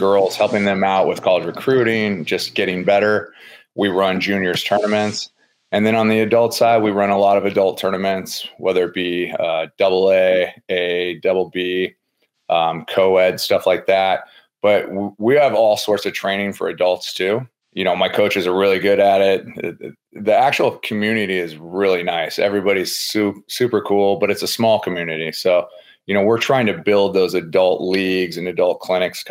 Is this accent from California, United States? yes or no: yes; San Diego, California, United States; moved away as an adult; also born or lived in Pensacola, Florida; now in Tennessee, United States; I grew up in San Diego